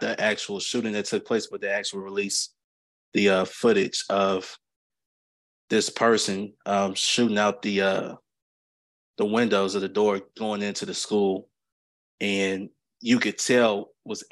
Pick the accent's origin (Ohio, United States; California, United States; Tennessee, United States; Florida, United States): Tennessee, United States; Clarksville; I'm from Clarksville, Tennessee, which is 45 minutes away from Nashville.